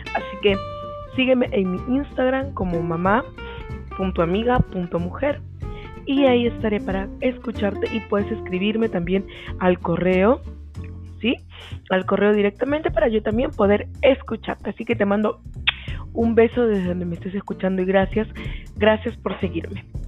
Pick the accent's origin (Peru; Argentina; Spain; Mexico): Peru; soy orgullosamente peruana